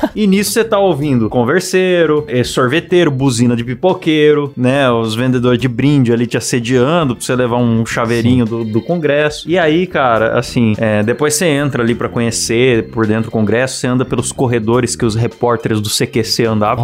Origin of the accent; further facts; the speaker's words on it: São Paulo, Brazil; quando eu era criança em São Paulo, eu já andei nas famosas lotações.